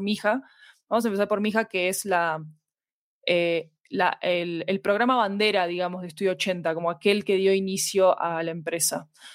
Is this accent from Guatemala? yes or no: no; Argentina; moved away as an adult; now in Colombia; soy argentina, vivo en Colombia desde hace 10 años